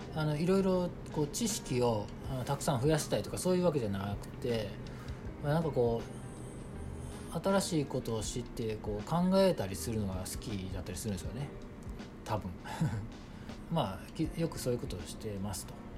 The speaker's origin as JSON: {"language": "Japanese", "region": "Osaka", "country": "Japan", "tie": "born or raised there", "moved": "yes", "lives_now": "Kyoto, Japan", "said": "大阪生まれで、まあ、主に京都に今はいるんで"}